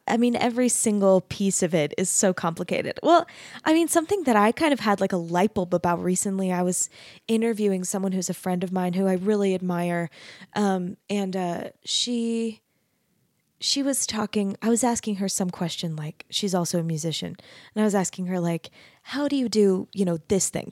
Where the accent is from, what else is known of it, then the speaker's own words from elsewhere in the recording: Arizona, United States; I grew up in Arizona